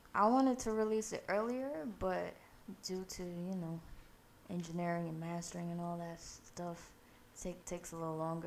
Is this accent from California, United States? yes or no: no; New York City, New York, United States; born or raised there; also born or lived in Guyana